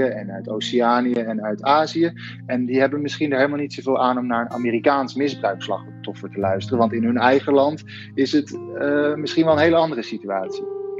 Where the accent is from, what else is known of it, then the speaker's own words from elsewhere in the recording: Netherlands; now in Rome, Italy; als Nederlanders